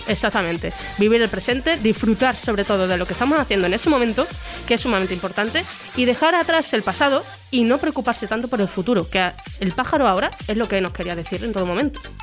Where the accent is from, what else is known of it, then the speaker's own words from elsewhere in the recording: Extremadura, Spain; nosotros somos extremeños